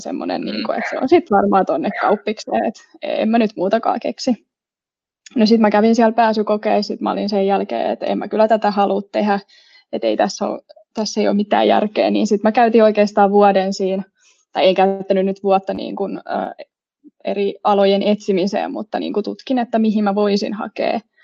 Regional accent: Espoo, Uusimaa, Finland; moved away as an adult; now in Turku, Finland; Espoosta olen kotoisin ja tänne Turkuun olen eksynyt nyt opintojen perässä.

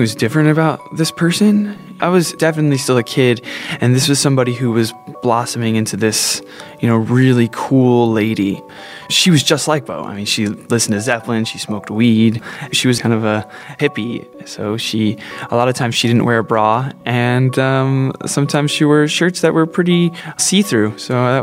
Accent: New Jersey, United States; Growing up in New Jersey

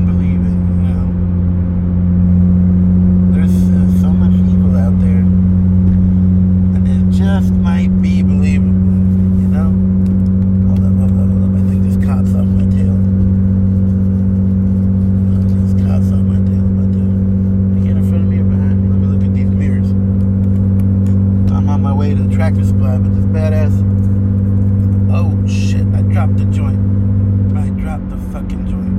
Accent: United States; I was born here in the United States of America. Two immigrant family, immigrant parents. And I've been working here since I was 14 years old

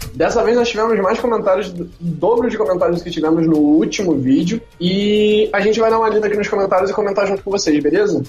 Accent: Rio de Janeiro, Brazil; accent: carioca; Eu sou carioca, então o meu sotaque vai ser mais carioca mesmo

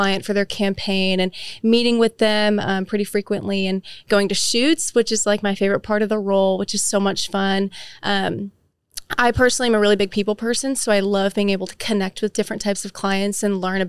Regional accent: Frisco, Texas, United States; also born or lived in Michigan / Oklahoma; I am from Frisco, Texas. I was originally born in Michigan, but I moved to Frisco when I was in elementary school. So that's basically where I grew up

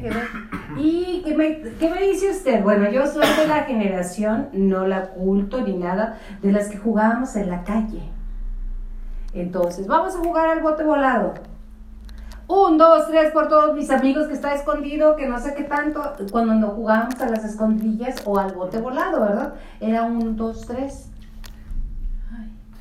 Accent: Julimes, Chihuahua, Mexico; yo soy de Julimes, que es un pueblo maravilloso

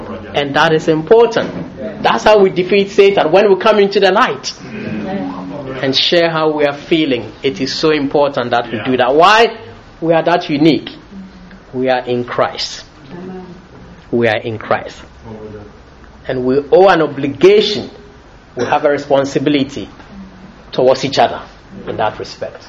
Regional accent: Ghana; moved away as an adult; now in United Kingdom; I was born in Britain, raised in Ghana, but I got to Britain

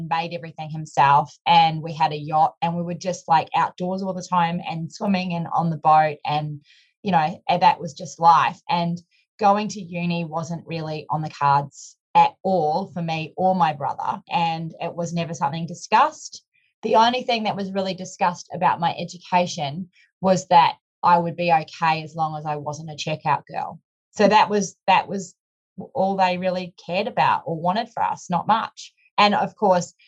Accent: Whangarei, Northland, New Zealand; now in Gold Coast, Australia; I grew up in a small town called Whangarei, which is north of Auckland near the Bay of Islands.

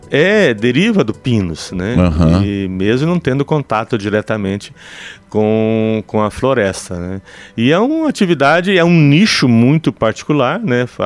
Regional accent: Paraná, Brazil; now in Curitibanos, Brazil; Eu, eu sou paranaense, mas estou há 36 anos em, em, uhum. em, Curitibanos.

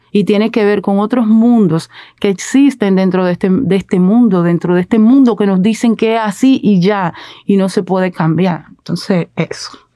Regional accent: Dominican Republic

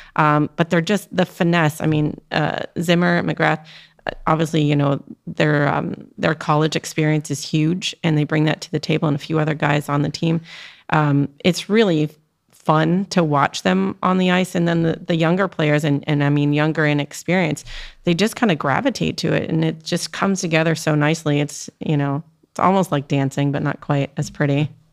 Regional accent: Canada; now in Maryland, United States; I grew up in Canada

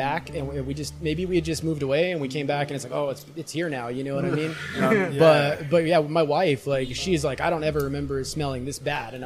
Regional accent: Albuquerque, New Mexico, United States; moved away as an adult; I grew up in Albuquerque, New Mexico

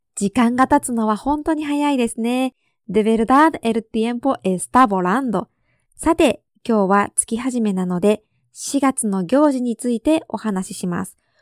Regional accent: Japan; 私の地元

